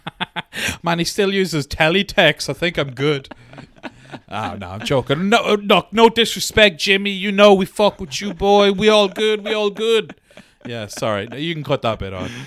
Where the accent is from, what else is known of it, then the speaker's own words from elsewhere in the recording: Monaghan, Ulster, Ireland; I grew up in Monaghan